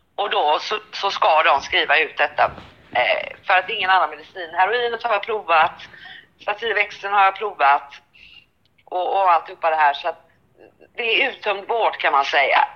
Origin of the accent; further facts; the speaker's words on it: Sweden; jag är svensk.